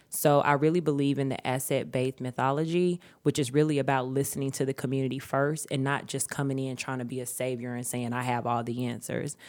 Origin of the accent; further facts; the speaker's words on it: Charlotte, North Carolina, United States; I was raised here in Charlotte, North Carolina